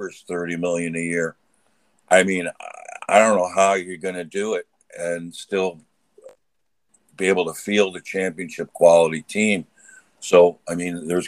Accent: Connecticut, United States; now in Massachusetts, United States; I grew up in Connecticut

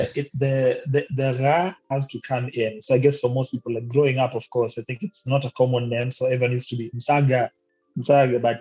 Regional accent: Kisauni, Mombasa County, Kenya; now in Mtwapa, Kenya; I born and raised in Kisauni, but coming to Mtwapa later on, where they finally settled. And I guess right now, Mtwapa is what I call home.

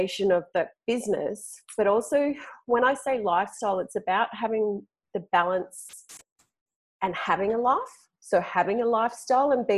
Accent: Sydney, New South Wales, Australia; accent: Aussie; moved away as an adult; I grew up in Sydney. So I grew up in a major capital city in Australia

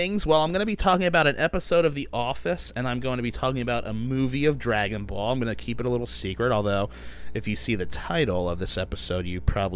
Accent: New Jersey, United States; also born or lived in Nashville; I'm 27, I'm from New Jersey, and I still live in New Jersey, although I have lived in Nashville for a little bit

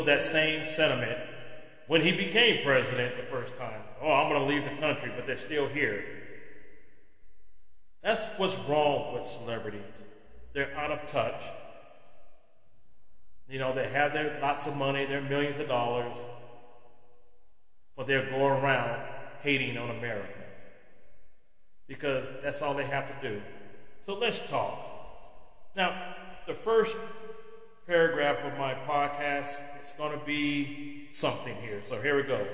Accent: United States; as an American citizen

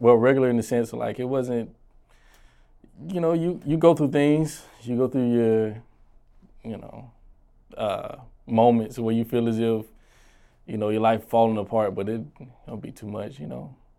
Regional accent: Augusta, Georgia, United States; moved away as an adult; now in South Carolina, United States; Born and raised in Augusta.

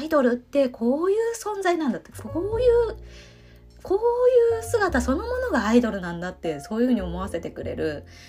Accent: Ōshima, Tokyo, Japan; 私の出身である伊豆諸島の私の出身はあの大島ですけど

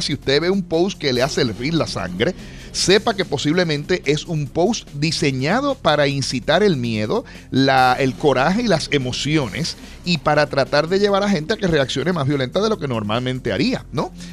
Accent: Aguadilla, Puerto Rico; en mi pueblo de Aguadilla

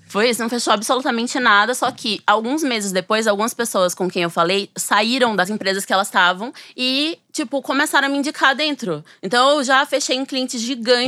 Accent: Sergipe, Brazil; moved away as an adult; now in São Paulo, Brazil; eu sou sergipana, mas eu moro em São Paulo desde que eu, eu fui estudar, né, na USP

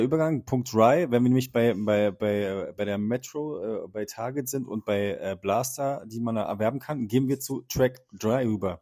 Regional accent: Berlin, Germany; als Berliner

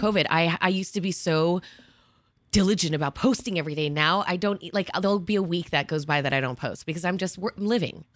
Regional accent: New Jersey, United States; also born or lived in Miami / New York; I grew up in New Jersey and here.

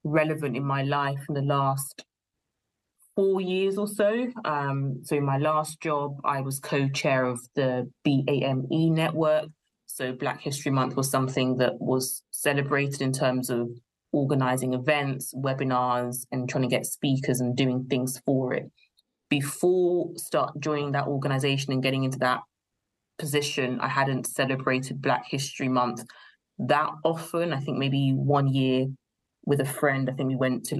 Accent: London, United Kingdom; Grew up in the UK, and home has always been London

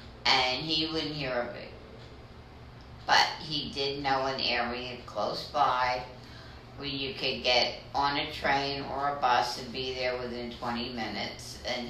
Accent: Philadelphia, Pennsylvania, United States; born or raised there

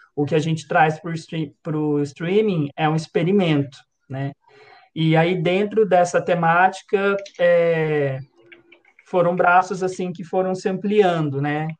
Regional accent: São José dos Campos, São Paulo, Brazil; sou aqui de São José dos Campos

